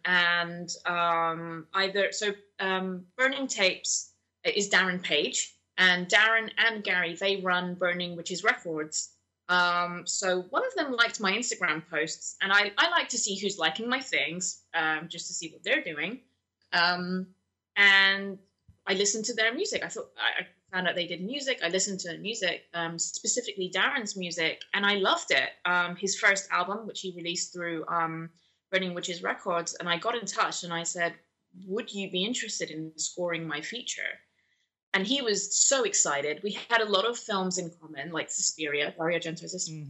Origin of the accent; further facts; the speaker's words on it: London, United Kingdom; born and raised in London, but my parents come from Pakistan